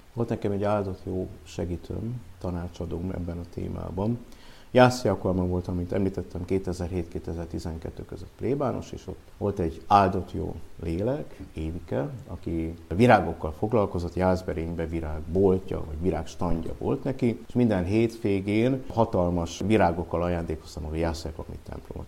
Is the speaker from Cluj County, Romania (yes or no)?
yes; Cluj-Napoca, Cluj County, Romania; moved away as an adult; also born or lived in Budapest, Hungary / Olaszliszka, Hungary; now in Hungary; Én Kolozsváron születtem már, mm. mert szüleim 50-es években Kolozsvára kerültek. Kolozsváron nőttem fel